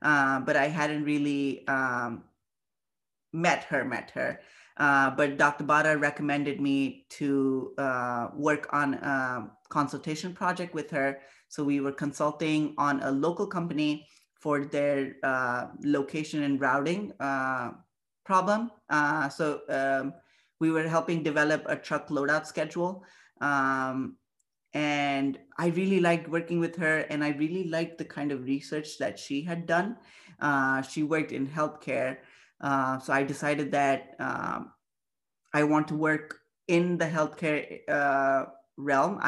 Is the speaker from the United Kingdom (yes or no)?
no; India; moved away as an adult; now in Buffalo, United States; I'm very proud of being Indian